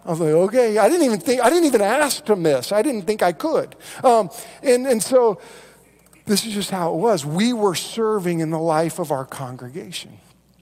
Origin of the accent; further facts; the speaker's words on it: Moore, Oklahoma, United States; I grew up in Moore, which, if you know where Moore is, it's between Norman and Oklahoma City, right there.